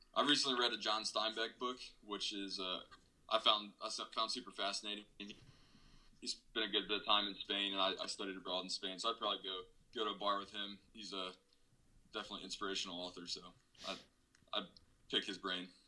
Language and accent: English; Roanoke, Virginia, United States; moved away as an adult; also born or lived in Davidson, North Carolina / Germany; I'm was born and raised in Roanoke, Virginia